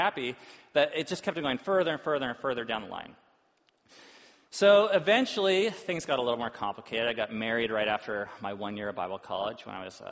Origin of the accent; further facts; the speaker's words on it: Orange County, Southern California, United States; I grew up in Southern California, and it wasn't uncommon to pull up to an intersection where you're surrounded by BMWs and Mercedes. And it was in Orange County